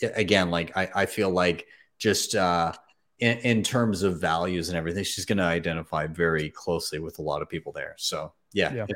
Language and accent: English; Canada; I'm a Canadian